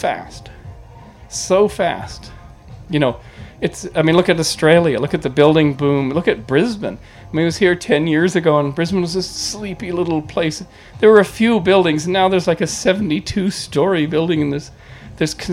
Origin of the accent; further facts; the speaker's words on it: British Columbia, Canada; moved away; Where I grew up in British Columbia